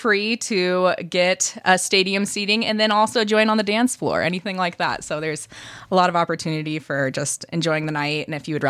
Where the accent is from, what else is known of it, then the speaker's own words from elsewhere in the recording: Michigan, United States; moved away; I'm from Michigan.